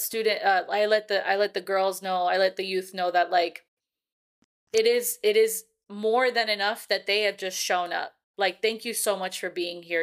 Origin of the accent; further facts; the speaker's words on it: California, United States; now in Texas, United States; I'm from California